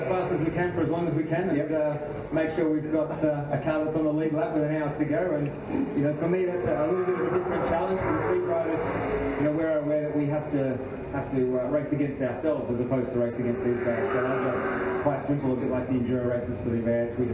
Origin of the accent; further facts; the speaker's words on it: Australia; as an Australian GT competitor, to be able to learn from these guys